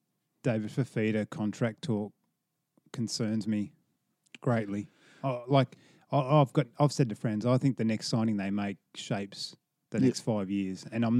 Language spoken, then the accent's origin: English; Coffs Harbour, New South Wales, Australia; I grew up in Coffs Harbour